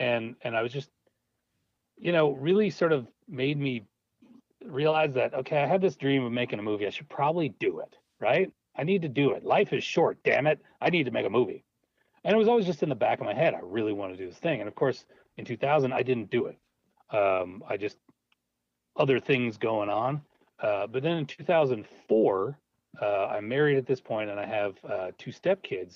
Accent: Minneapolis, Minnesota, United States; I grew up in Minneapolis

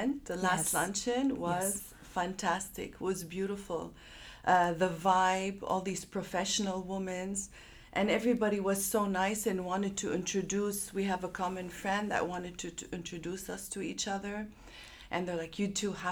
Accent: Montreal, Quebec, Canada; moved away as an adult; also born or lived in Chicago / Dubai; I'm born and raised in Montreal

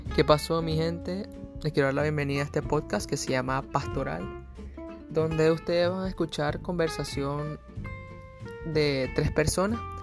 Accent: Venezuela; moved away; also born or lived in Puerto Rico; soy un venezolano que vivió con ellos y crecí varios años en Puerto Rico

